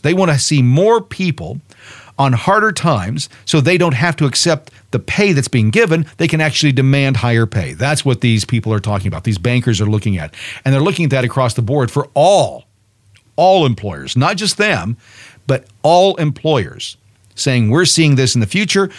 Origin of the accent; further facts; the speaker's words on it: United States; as an American